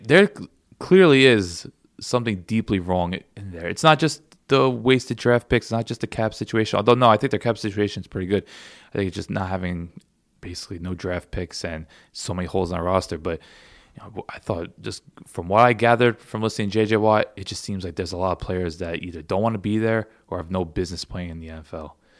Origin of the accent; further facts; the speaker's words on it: Philadelphia, Pennsylvania, United States; I'm from Philly, of all places